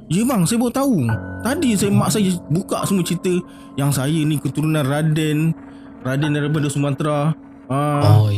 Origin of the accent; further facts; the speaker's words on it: Kedah, Malaysia; born there; Saya lahir kat kat Kedah. Uh, rumah dua tingkat dan rumah yang kat kampung lah